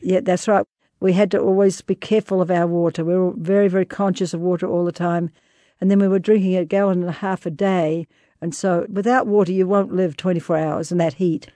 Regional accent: New Zealand; moved away; I was born and raised in New Zealand

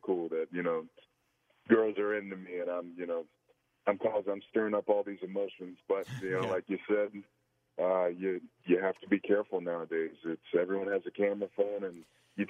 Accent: the Florida Panhandle, United States; we grew up in the South, you know, and if you grew up down in, you know, the panhandle of Florida, there's not much else

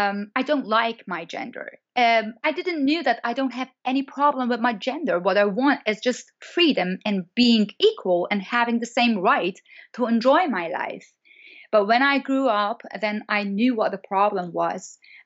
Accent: Iran; English is a second language; As you know, I'm born in Iran and I'm grown up in Iran. So until my 25th year, I was in Iran

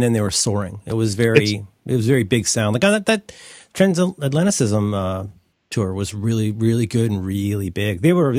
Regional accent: Cincinnati, Ohio, United States; I am from Cincinnati. And right. A lot of my family is from Kentucky and West Virginia.

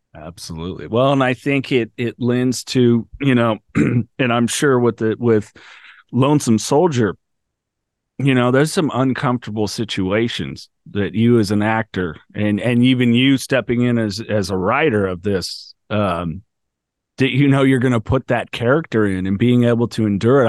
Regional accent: California, United States; I'm from California.

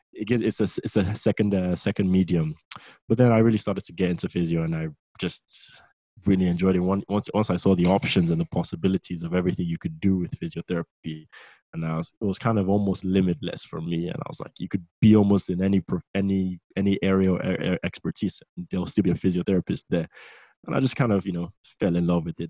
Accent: Lagos, Nigeria; moved away as an adult; now in England; I'm originally from Nigeria. Uh, I was raised in Nigeria, Lagos. Uh, I was born and bred there, and I came over to England for university

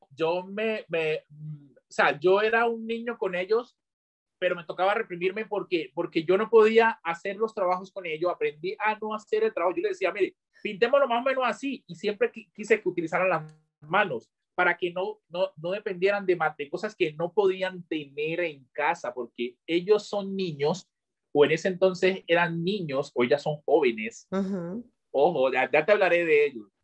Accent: Chocó, Colombia; moved away; also born or lived in Medellín; yo soy del Chocó y yo apenas conozco el Chocó

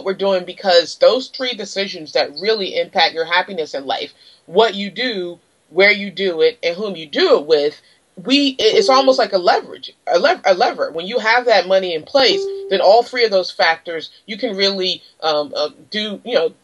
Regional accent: Washington, District of Columbia, United States; moved away; I'm originally from Washington, D.C.

